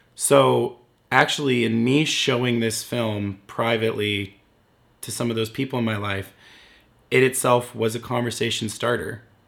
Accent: Windsor, Ontario, Canada; my hometown of Windsor, Ontario, Canada

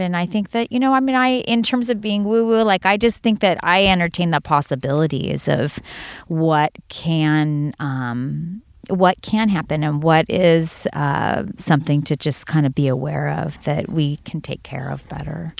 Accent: Santa Cruz, California, United States; I'm from Santa Cruz

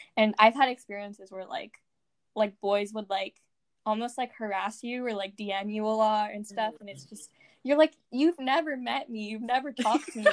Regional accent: California, United States; I was born in California and had lived in California my entire life

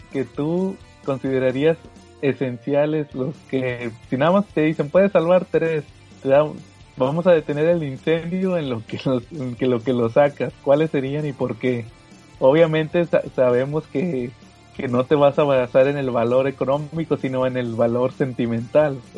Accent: Mexico; como buen mexicano.

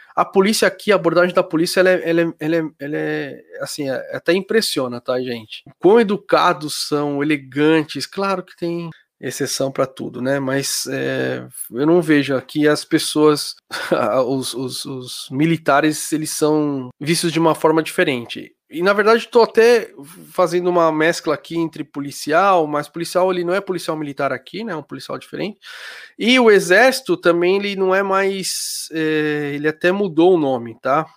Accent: Brazil; moved away as an adult; now in Germany; eu sou brasileiro, tá, eu morava no Brasil, aí eu mudei para Alemanha

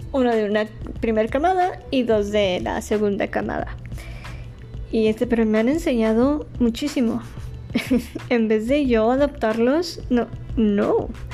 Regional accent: Ciudad Juárez, Chihuahua, Mexico; also born or lived in Mexico City; Nací en la Ciudad de México y a los cuatro años me mudé a Ciudad Juárez. Ya, ya, tengo viviendo aquí en Ciudad Juárez 33 años

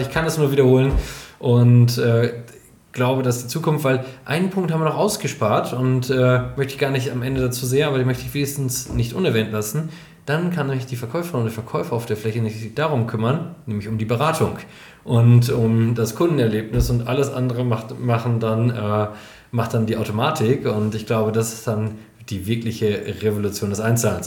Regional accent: Germany; in diesem kleinen Dorf, wo ich aufgewachsen bin, Holtwig, unglaublich sympathisches kleines Dorf, 3600 Einwohnerinnen und Einwohner

